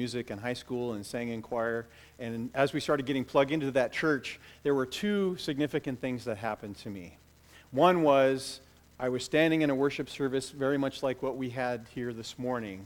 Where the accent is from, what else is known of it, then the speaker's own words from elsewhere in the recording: Bellevue, United States; I grew up in the Mormon church through my teenage years. My family went to the Mormon church down here in Bellevue